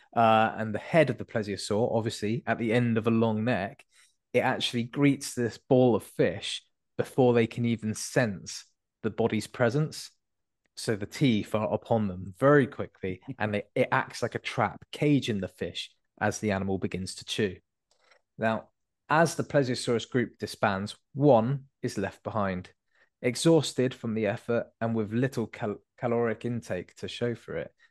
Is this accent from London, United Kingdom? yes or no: no; Devon, South West England, United Kingdom; I was born in Devon